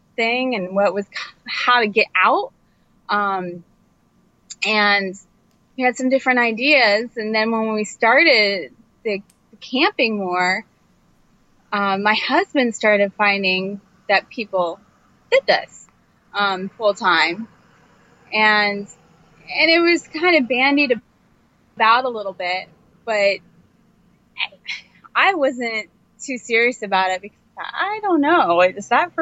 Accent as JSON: {"language": "English", "region": "Indiana", "country": "United States", "also_born_or_lived": "New Jersey", "moved": "yes", "said": "I'm from Indiana, which is in the Midwest"}